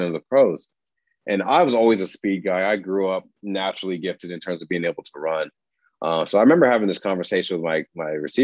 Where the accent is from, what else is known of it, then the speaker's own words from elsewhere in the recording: Aurora, Colorado, United States; moved away as an adult; also born or lived in Des Moines, Iowa / Washington; I grew up in Aurora, Colorado.